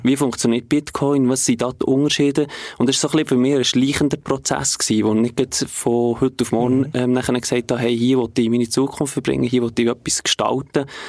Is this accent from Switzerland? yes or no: yes; Bern, Switzerland; ich komme aus der Region Bern